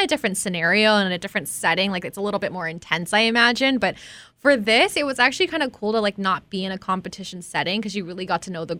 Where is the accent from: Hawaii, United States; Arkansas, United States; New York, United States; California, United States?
Hawaii, United States; growing up in Hawaii, you're not really taught to boast.